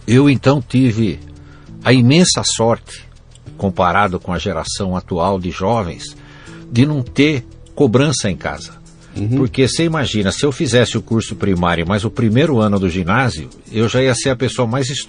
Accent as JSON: {"language": "Portuguese", "town": "Jundiaí", "region": "São Paulo", "country": "Brazil", "tie": "born there"}